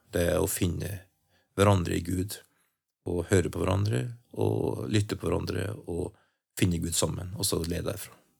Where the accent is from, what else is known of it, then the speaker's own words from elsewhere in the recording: Trøndelag, Norway; jeg er en trønder og er 60